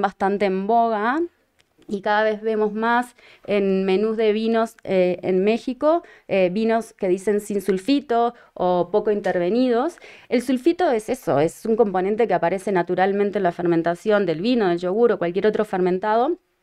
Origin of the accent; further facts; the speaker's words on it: Uruguay; moved away; Uruguay, de donde soy originaria